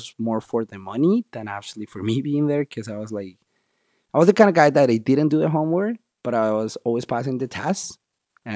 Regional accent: Bogota, Bogotá Capital District, Colombia; moved away as an adult; also born or lived in Miami; now in Canada; I'm from, of course, from Colombia, from the capital, Bogota

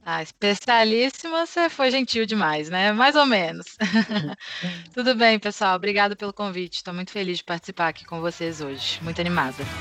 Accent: Belo Horizonte, Minas Gerais, Brazil; accent: Minas; sou natural de Belo Horizonte

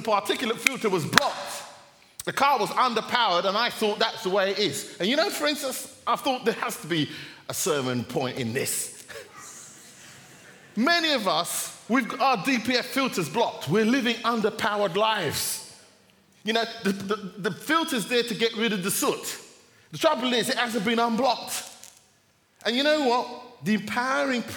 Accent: Jamaica; I'm Jamaican

